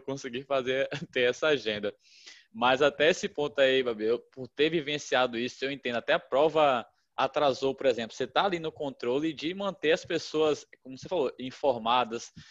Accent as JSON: {"language": "Portuguese", "town": "Salvador", "region": "Bahia", "country": "Brazil", "moved": "yes", "said": "eu ia para Salvador, que é minha terra"}